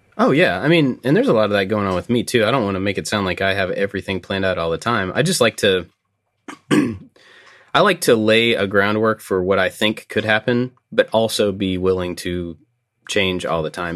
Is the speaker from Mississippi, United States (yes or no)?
no; Kentucky, United States; growing up in Kentucky, basketball is a pretty big deal here